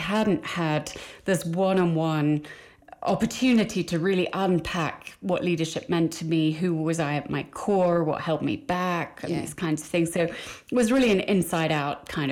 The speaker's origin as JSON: {"language": "English", "region": "Midlands", "country": "United Kingdom", "said": "I'm from a very small town in the middle of England. You can probably hear that with my accent."}